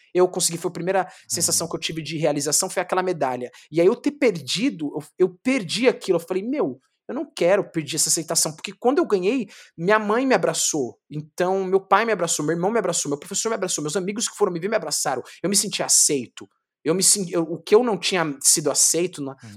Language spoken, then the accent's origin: Portuguese; São Paulo, Brazil; sou do Capão Redondo, do Guetão, pá, manjo, conheço todo mundo